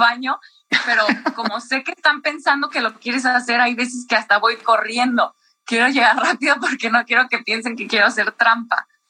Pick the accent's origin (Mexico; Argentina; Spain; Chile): Mexico; como somos mexicanos